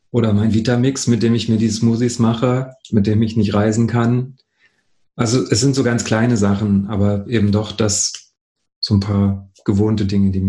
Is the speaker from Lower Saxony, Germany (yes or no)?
yes; Hanover, Lower Saxony, Germany; Also ich bin in Hannover die meiste Zeit aufgewachsen oder die längste Zeit, die ich an einer Stelle gelebt habe, war in Hannover.